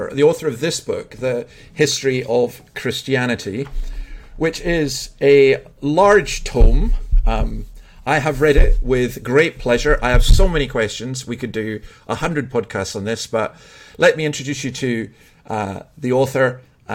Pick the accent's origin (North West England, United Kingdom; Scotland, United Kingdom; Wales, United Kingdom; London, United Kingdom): Scotland, United Kingdom; as a Scotsman